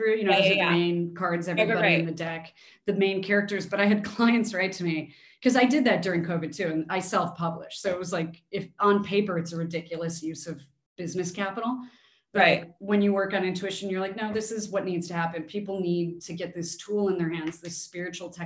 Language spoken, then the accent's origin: English; Chicago, Illinois, United States; growing up in Chicago